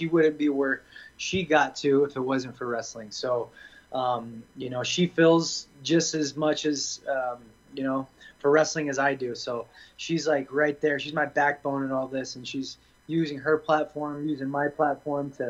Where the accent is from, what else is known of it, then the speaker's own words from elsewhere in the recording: Boise, Idaho, United States; moved away as an adult; also born or lived in London / California; now in Las Vegas, United States; I'm from Boise. Went to college at Boise State